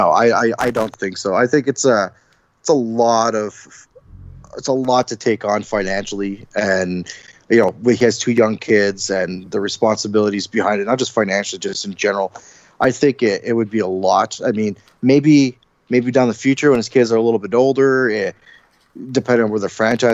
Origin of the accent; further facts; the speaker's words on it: Ottawa, Ontario, Canada; now in Edmonton, Canada; I'm from Ottawa. I'm from the east end of Ottawa